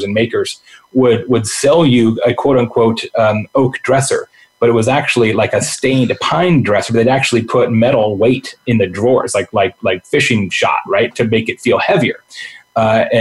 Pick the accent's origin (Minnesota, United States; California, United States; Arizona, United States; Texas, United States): Arizona, United States; Lake Havasu City; I grew up in Lake Havasu City, Arizona